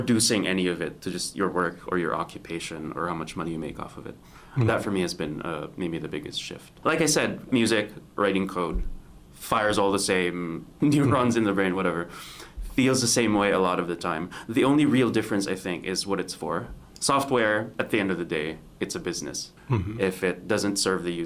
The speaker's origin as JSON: {"language": "English", "country": "Philippines", "also_born_or_lived": "New York, United States", "moved": "as an adult", "said": "Now I'm in the Philippines. I'm in my home country"}